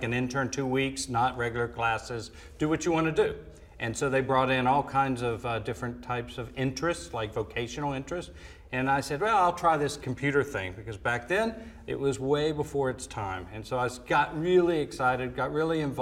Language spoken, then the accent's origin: English; Atlanta, Georgia, United States; moved away as an adult; I grew up in Atlanta, Georgia. I was born and raised there. Spent first 18 years of my life there